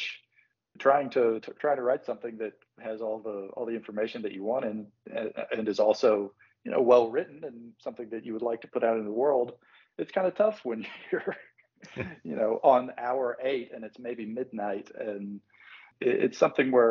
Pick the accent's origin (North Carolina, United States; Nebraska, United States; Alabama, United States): Alabama, United States; Birmingham; now in Atlanta, United States; growing up in Birmingham.